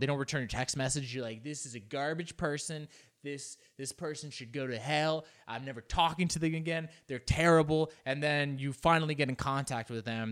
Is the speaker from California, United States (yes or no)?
yes; Los Angeles, California, United States; first language Spanish; English is a second language; I grew up here in Los Angeles